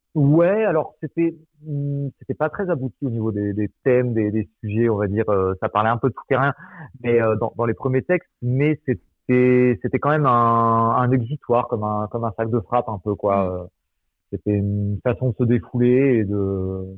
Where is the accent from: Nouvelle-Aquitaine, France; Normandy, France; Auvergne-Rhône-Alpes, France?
Nouvelle-Aquitaine, France; Angoulême; moved away; je suis d'Angoulême à la base